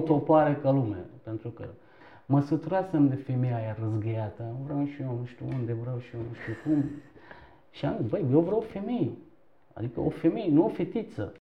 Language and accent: Romanian; Istanbul, Turkey; Romanian is a second language; moved away as an adult; also born or lived in eastern Turkey near the Iranian border / Bucharest, Romania; now in Romania; m-am născut în, uh, într-un oraș din Turcia, de origine sunt turc, uh, de vreo 5 km apropiere de Iran, la vama Iranului. E, în scurt timp ne-am mutat în Istanbul și toată, adică până la 17 ani copilăria mea a trecut în Istanbul